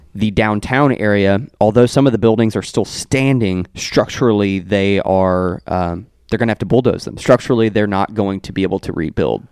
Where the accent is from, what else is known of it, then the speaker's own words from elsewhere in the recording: Meade County, Kentucky, United States; my hometown of Meade County